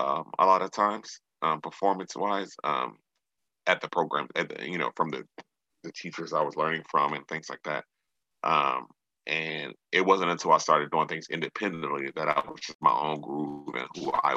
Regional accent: New York, United States; also born or lived in Maryland; now in Los Angeles, United States; born and raised in Maryland, but grew up in New York. I grew up there. Like, that's who made me. That's the city that made me who I am.

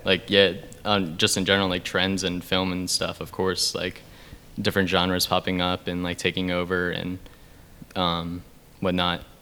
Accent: York, Pennsylvania, United States; I'm shooting a feature in my hometown right now, which oh, is nice. in York, PA

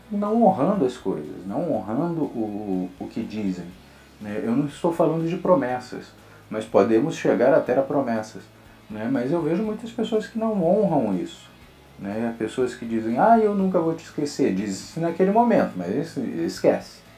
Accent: Rio de Janeiro, Brazil; E como meu sotaque, eu também não tenho tanto sotaque, apesar de ser carioca mesmo. Né? Tem algumas pessoas que acham que eu sou até paulista ou paulistano, mineiro, tem gente que confunde muito.

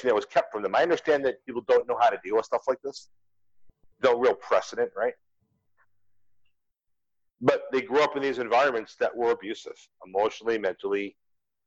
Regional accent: United States; moved away as an adult; I had to leave my home country

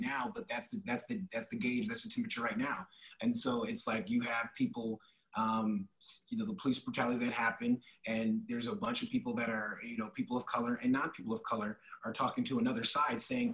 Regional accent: Rockford, Illinois, United States; also born or lived in Imperial Beach, San Diego, California; now in Phoenix, United States; I am originally from Rockford, Illinois, Swedish Hospital

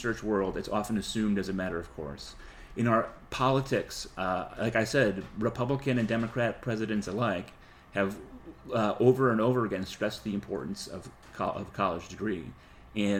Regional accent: New England, United States; moved away; I come from New England

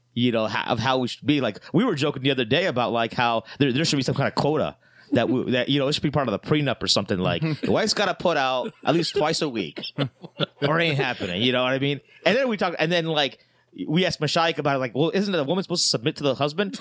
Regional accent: Ohio, United States; now in Chicago, United States; me growing up in Ohio

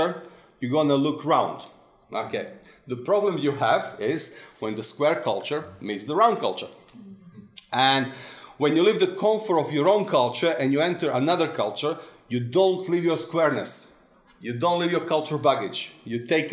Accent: Serbia; moved away; also born or lived in England; One is the Serbian hat when I'm in Serbian culture

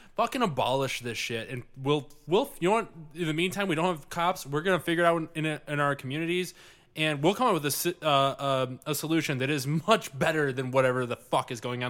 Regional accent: Livonia, Michigan, United States; I grew up in Livonia

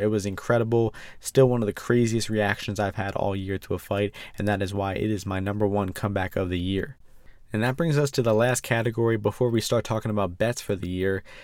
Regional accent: United States; I'm American

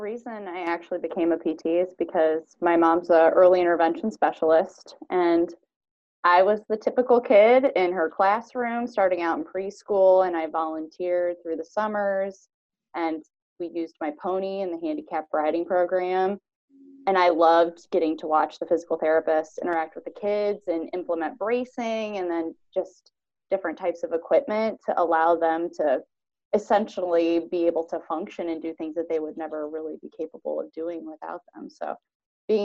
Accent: Van Buren, Ohio, United States; now in White House, United States; I'm originally from Van Buren, Ohio, so graduated from Van Buren High School

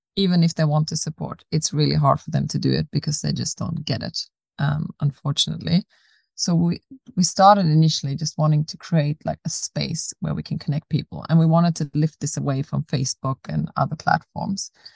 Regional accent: Austria; moved away as an adult; also born or lived in South Africa / Australia; now in Sweden; I was born in South Africa, grew up in Austria, then moved to Australia when I was 18, lived there for 11 years, and moved to Sweden about seven years ago.

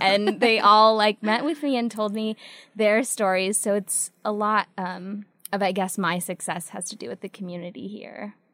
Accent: San Jose, California, United States; also born or lived in Las Vegas, Nevada; now in Idaho, United States; I'm from California. I'm from the Bay Area, um, San Jose

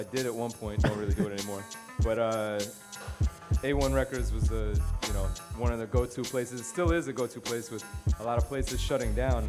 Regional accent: New York City, New York, United States; My fellow Brooklyn native.

